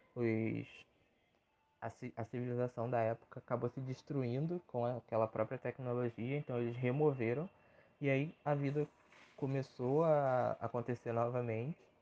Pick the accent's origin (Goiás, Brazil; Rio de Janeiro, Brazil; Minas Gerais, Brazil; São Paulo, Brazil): Rio de Janeiro, Brazil; sou nascido e criado no Rio de Janeiro